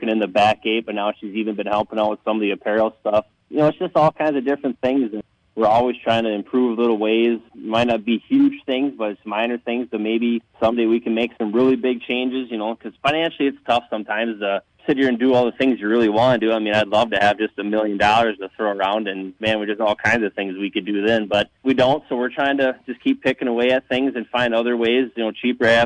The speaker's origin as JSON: {"language": "English", "town": "Arcadia", "region": "Wisconsin", "country": "United States", "tie": "born or raised there", "said": "being from Arcadia"}